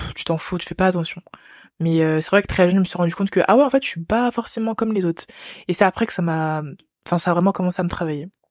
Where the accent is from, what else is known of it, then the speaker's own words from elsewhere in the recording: France; je suis née en France, donc j'ai grandi en France